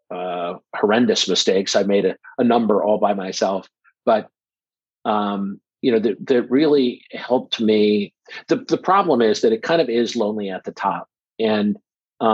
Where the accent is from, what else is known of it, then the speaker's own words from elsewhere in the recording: Omaha, Nebraska, United States; I'm from Omaha, Nebraska